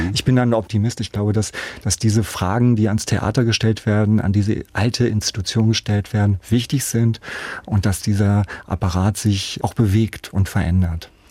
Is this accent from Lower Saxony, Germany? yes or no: yes; a village near Hanover, Lower Saxony, Germany; moved away as an adult; also born or lived in Nuremberg, Germany; now in Meiningen, Germany; ich bin ja auf dem Dorf aufgewachsen, auf dem Land aufgewachsen